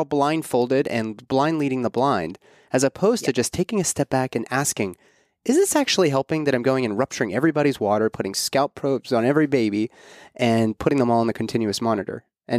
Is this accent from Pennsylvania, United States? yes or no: yes; Pittsburgh, Pennsylvania, United States; I'm from Pittsburgh. And so we grew up with all.